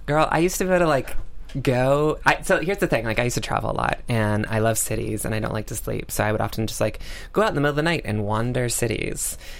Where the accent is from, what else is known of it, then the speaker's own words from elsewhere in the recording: North Carolina, United States; my home state of North Carolina